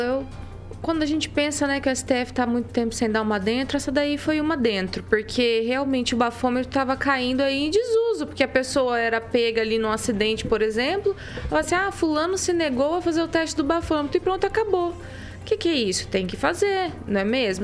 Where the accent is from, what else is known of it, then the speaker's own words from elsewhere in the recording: Maringá, Paraná, Brazil; eu sou a única maringaense aqui?